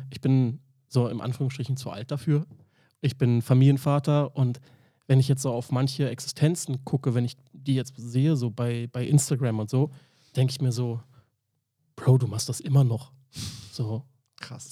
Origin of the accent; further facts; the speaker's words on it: Berlin, Germany; ich bin in Charlottenburg groß geworden